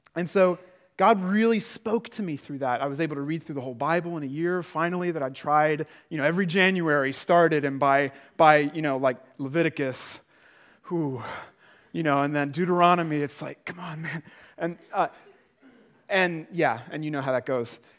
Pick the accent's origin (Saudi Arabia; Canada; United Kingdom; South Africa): United Kingdom; now in Prague, Czech Republic; I'm British